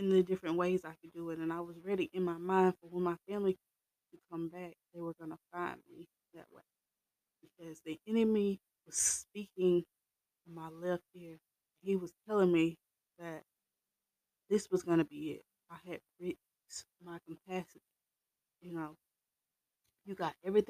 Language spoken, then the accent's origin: English; the South, United States; I'm raised from the South, okay, like deep in the South